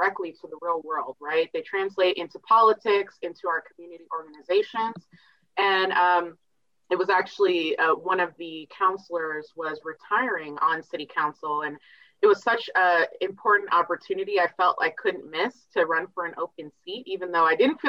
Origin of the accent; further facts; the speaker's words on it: Virginia, United States; now in Portland, United States; I'm originally from Virginia